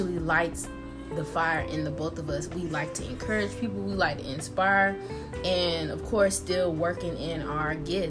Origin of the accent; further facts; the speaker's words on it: Augusta, Georgia, United States; I'm from Augusta